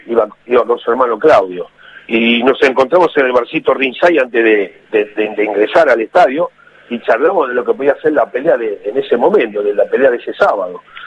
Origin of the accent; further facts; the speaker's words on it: Avellaneda, Buenos Aires Province, Argentina; also born or lived in Montevideo, Uruguay; cuando me crié con mi abuela en Avellaneda